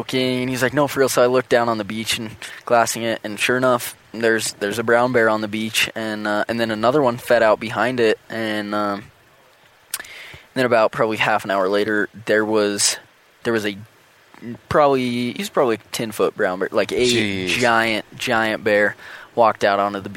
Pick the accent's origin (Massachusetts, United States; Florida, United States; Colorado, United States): Colorado, United States; Western; Caleb and I grew up together in Western Colorado